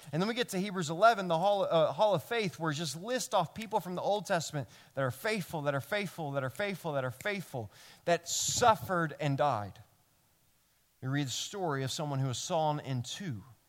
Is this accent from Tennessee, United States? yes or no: yes; Memphis, Tennessee, United States; now in New York, United States; I'm from Memphis